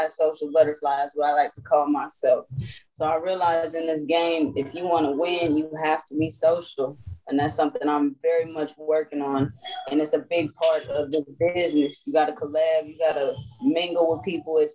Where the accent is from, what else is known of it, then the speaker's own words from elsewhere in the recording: Compton, California, United States; I'm from Compton, California